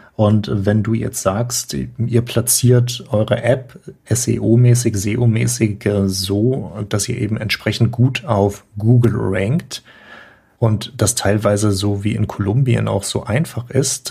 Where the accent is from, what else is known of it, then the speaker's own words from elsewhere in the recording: Germany; Wir bei uns in Deutschland